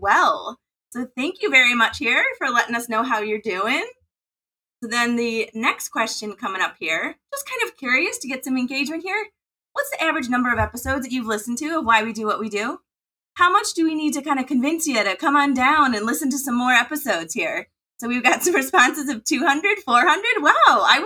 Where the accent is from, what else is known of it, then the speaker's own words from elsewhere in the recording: Midwest, United States; accent: Midwest; my Midwest accent